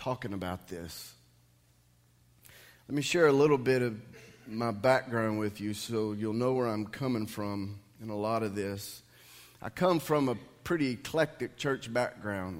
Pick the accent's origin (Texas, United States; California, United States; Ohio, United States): Texas, United States; Dallas, Tyler; When I was younger, we lived in Dallas. We were members of First Baptist Church there